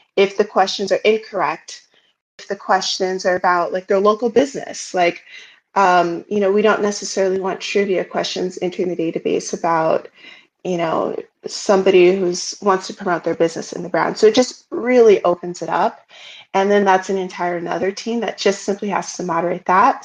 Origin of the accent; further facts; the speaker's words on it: United States; I'm American